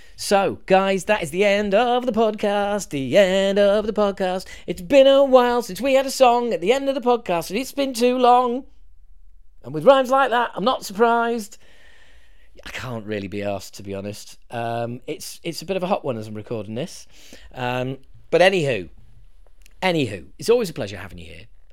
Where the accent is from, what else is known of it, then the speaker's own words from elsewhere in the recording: Yorkshire and the Humber, United Kingdom; we're from Yorkshire.